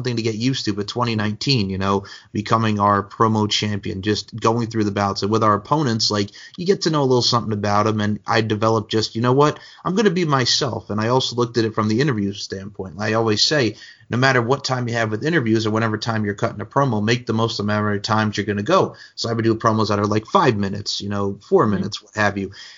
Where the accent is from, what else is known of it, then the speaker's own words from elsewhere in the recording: Long Island, New York, United States; we're both from Long Island